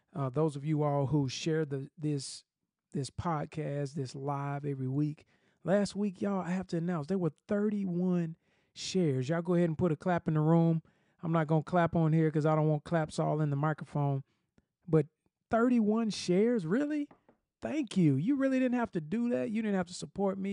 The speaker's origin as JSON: {"language": "English", "town": "Atlanta", "region": "Georgia", "country": "United States", "moved": "yes", "lives_now": "Nashville, United States", "said": "I'm from Atlanta"}